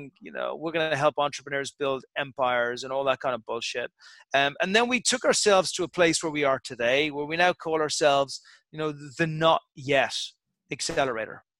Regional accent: Ireland; I'm an Irish guy from Irish stock

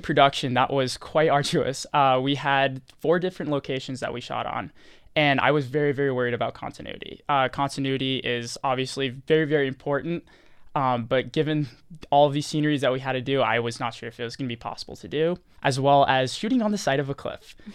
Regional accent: Rancho Palos Verdes, California, United States; moved away; I'm from Los Angeles, California, specifically Rancho Palos Verdes

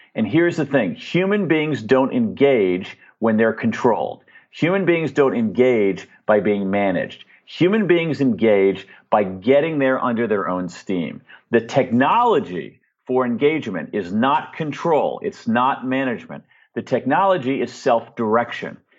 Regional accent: United States; I'm an American

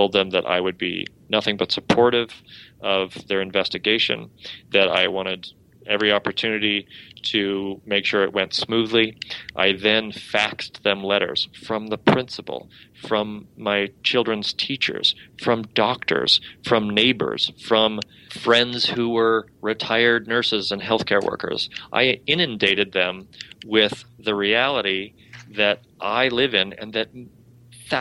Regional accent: Spokane, Washington, United States; now in Massachusetts, United States; I'm from Spokane, Washington

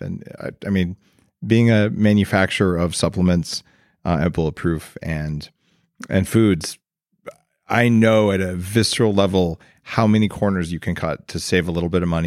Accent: New Mexico, United States; moved away; also born or lived in Silicon Valley; I grew up in New Mexico

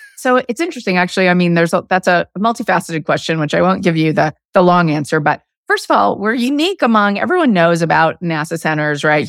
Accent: Arizona, United States; moved away; I grew up in Arizona

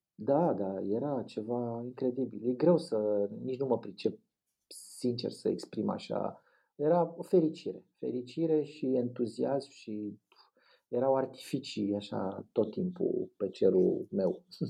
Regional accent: Bucharest, Romania; m-am născut în Rahova, dar la patru ani ne-am mutat în drumul taberii

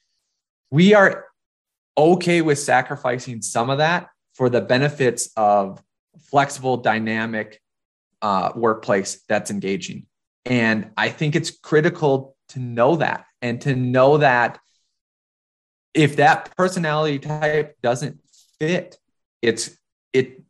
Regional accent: Minnesota, United States; moved away as an adult; also born or lived in North Dakota; now in New York, United States; So it looked like I was coming from North Dakota, which I was, but you know, I was also from Minnesota

